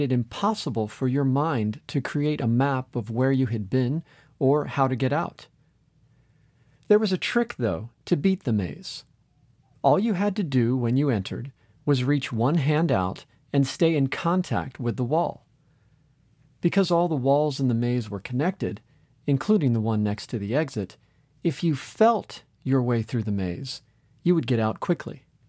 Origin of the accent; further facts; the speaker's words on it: Orlando, Florida, United States; my hometown of Orlando, Florida